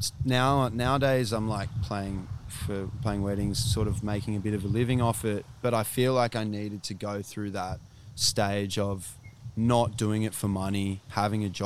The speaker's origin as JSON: {"language": "English", "town": "Sydney", "region": "New South Wales", "country": "Australia", "tie": "born or raised there", "also_born_or_lived": "Anglesea/Angowrie area / Gold Coast, Queensland / Bondi, Sydney", "said": "I moved from Sydney up to here, up to Angowrie"}